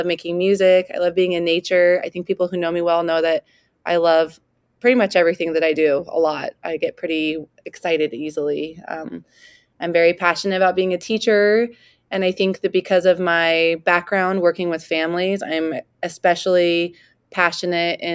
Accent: Klamath Falls, Oregon, United States; also born or lived in Corvallis, Oregon; I was born and raised in Southern Oregon in a small town called Klamath Falls

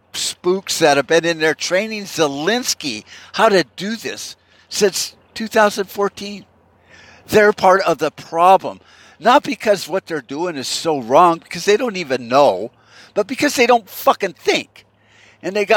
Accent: United States; Are we that fucked up as a people? I'm talking American people

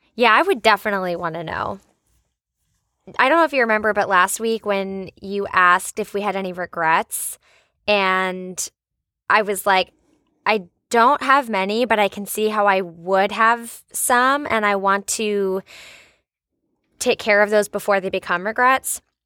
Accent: United States; I'm American

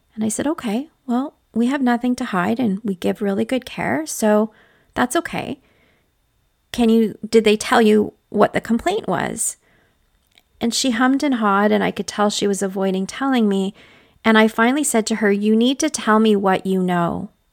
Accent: northwestern Ontario, Canada; accent: Canadian; But I grew up in northwestern Ontario, Canada, to a single mother

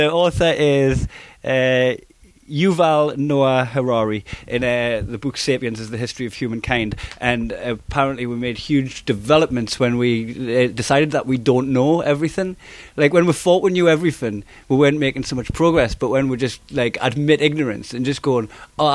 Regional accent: Newcastle upon Tyne, North East England, United Kingdom; accent: Geordie; I'm Geordie, it sounds like I'm saying our cake

